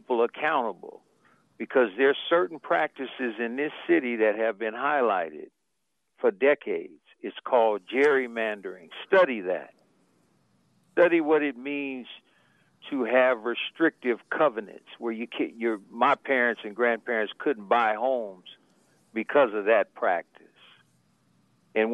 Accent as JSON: {"language": "English", "town": "Sacramento", "region": "California", "country": "United States", "tie": "born or raised there", "said": "I'm a native from Del Paso Heights, where we pay taxes"}